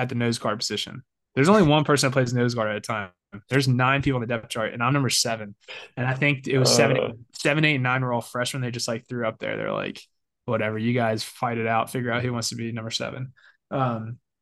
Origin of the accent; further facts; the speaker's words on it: Albany, Georgia, United States; moved away as an adult; now in Atlanta, United States; growing up in Georgia